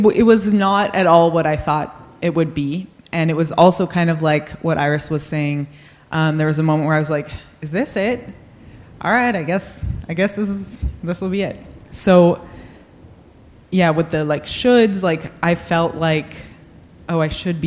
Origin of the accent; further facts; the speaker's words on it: New England, United States; I grew up in New England